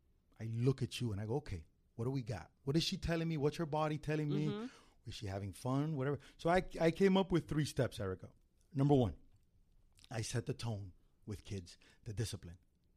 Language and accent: English; Miami, Florida, United States; I'm Cuban from Miami.